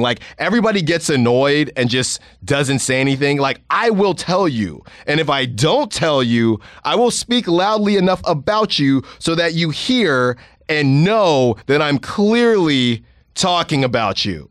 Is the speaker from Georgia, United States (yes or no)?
no; Concord, California, United States; from Concord, we're from Concord